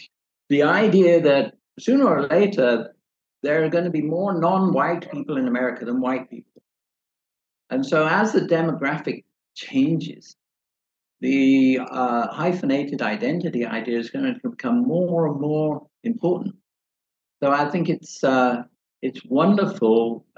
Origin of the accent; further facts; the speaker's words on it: England, United Kingdom; I've always been resistant to English literature, even though I'm from England.